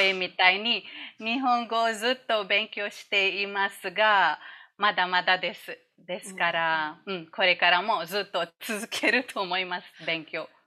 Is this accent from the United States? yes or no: no; India; Japanese is a second language; moved away as an adult; also born or lived in Malaysia; now in Kuala Lumpur, Malaysia; インドで生まれ育ち